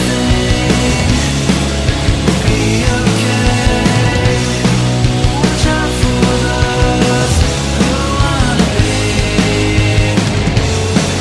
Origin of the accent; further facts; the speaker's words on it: Baton Rouge, Louisiana, United States; moved away; I was born in Louisiana, born in Baton Rouge, Louisiana